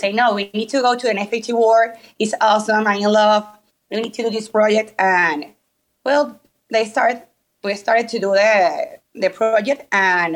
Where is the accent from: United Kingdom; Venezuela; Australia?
Venezuela; I actually from Venezuela